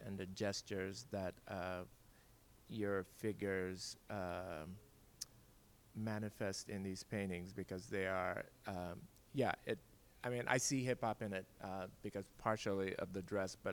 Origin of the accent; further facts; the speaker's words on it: Liberia; I'm from Liberia, West Africa